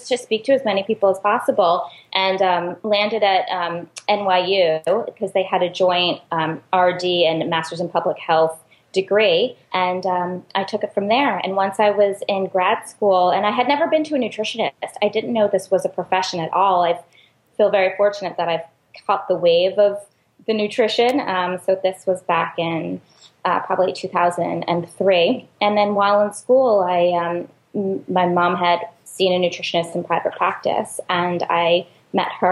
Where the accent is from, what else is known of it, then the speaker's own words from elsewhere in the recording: New York City, New York, United States; I'm a New Yorker